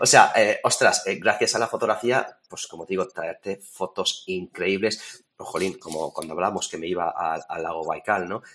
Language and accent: Spanish; Torrijos, Castilla-La Mancha, Spain; yo soy de Toledo, aquí de Torrijos, yo ya tengo mi casa